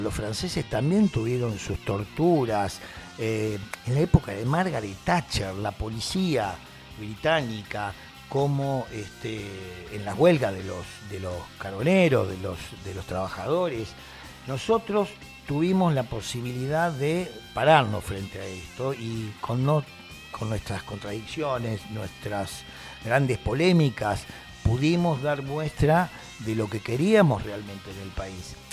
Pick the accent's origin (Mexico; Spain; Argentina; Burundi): Argentina; Ayacucho, Buenos Aires Province; Yo soy nacido en Ayacucho